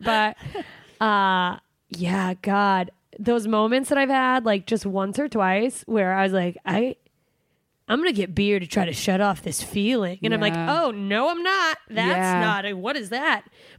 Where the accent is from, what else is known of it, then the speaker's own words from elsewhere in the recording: Alaska, United States; moved away; I'm from Alaska.